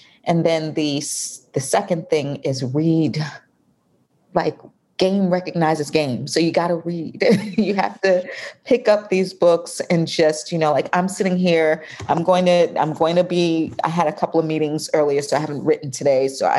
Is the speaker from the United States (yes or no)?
yes; New York, United States; now in Atlanta, United States; I'm in Atlanta. Oh, well. But I'm from New York.